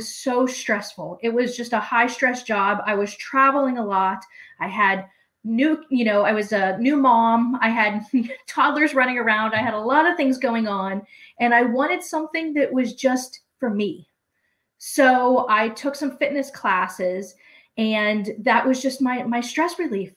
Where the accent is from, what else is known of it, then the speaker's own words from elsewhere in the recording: Pittsburgh, Pennsylvania, United States; I am born and raised in Pittsburgh